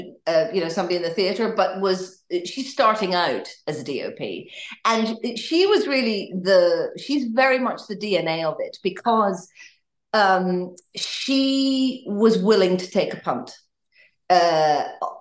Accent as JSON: {"language": "English", "region": "Northern Ireland", "country": "United Kingdom", "tie": "born or raised there", "also_born_or_lived": "Canada", "said": "I'm Northern Irish, grew up in Ireland, but I've spent a little bit of time in Canada"}